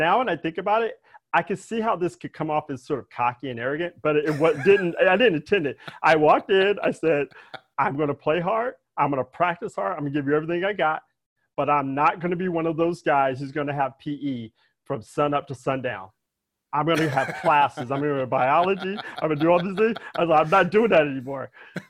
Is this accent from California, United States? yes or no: yes; Daly City, California, United States; I grew up in Daly City, right?